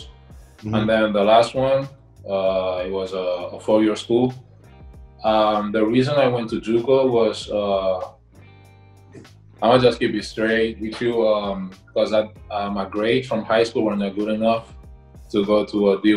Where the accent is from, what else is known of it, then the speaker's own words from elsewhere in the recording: Barcelona, Catalonia, Spain; also born or lived in Minnesota, United States; I'm from Barcelona, Spain